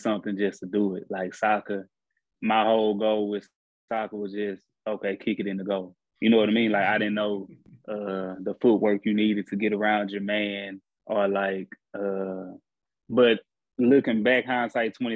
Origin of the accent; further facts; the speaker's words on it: Houston, Texas, United States; moved away as an adult; now in Croatia; I grew up in Houston, Texas